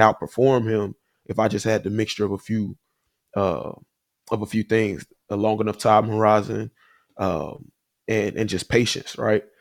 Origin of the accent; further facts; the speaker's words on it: Huntsville, Alabama, United States; moved away as an adult; also born or lived in Nashville, Tennessee / Chicago; I'm from Huntsville, Alabama. Uh, grew up there, you know, my whole life